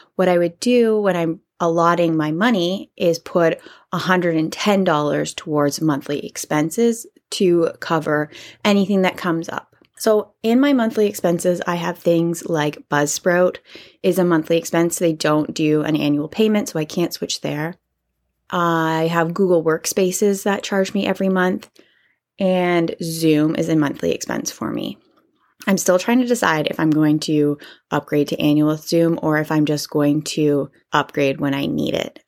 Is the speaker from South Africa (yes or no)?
no; Canada; I'm Canadian